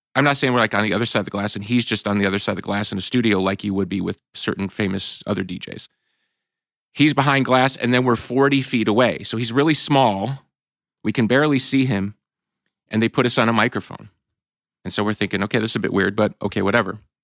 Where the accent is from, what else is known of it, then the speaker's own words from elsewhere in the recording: Chicago, Illinois, United States; we're from Chicago.